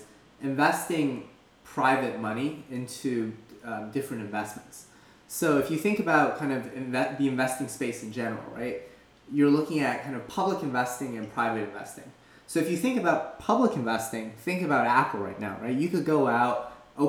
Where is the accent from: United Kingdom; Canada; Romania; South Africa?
Canada; moved away as an adult; also born or lived in Philadelphia, United States; now in San Francisco Bay Area, United States; originally I'm from Canada